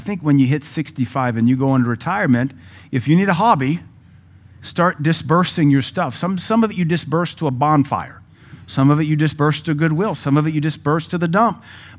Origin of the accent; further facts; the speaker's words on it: the South, United States; I mean, I grew up in the South, in this country in the 80s.